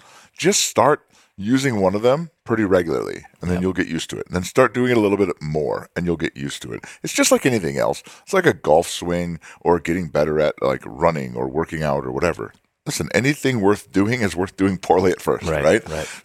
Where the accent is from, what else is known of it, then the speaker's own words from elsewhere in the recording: California, United States; yeah, they probably can talk like that in New York City, but I'm in Alabama. They don't do that. Like, I'm from California.